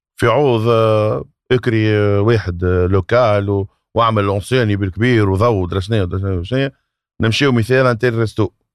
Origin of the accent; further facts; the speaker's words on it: Tunisia; accent: Tunisian; احنا نحكيو تونسي